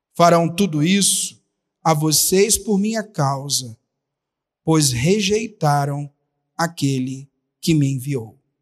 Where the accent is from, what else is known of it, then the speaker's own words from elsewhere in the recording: Rio de Janeiro, Brazil; moved away; lá na minha cidade, no Rio de Janeiro